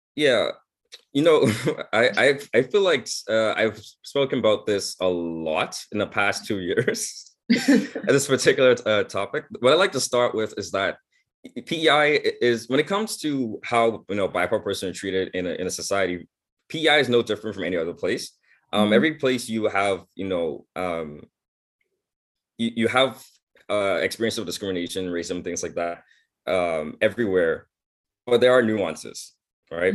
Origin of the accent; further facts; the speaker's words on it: Bahamas; now in Prince Edward Island, Canada; I grew up in the Bahamas